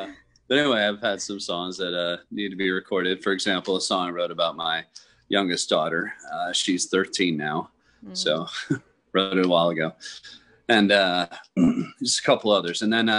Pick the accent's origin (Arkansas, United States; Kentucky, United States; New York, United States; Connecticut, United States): Kentucky, United States; accent: Kentucky; moved away; I grew up listening to in Kentucky